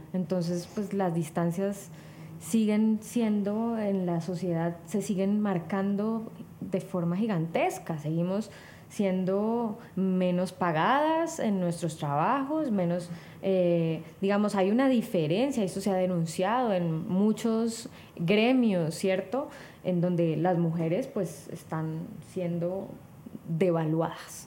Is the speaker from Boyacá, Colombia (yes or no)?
no; Cali, Valle del Cauca, Colombia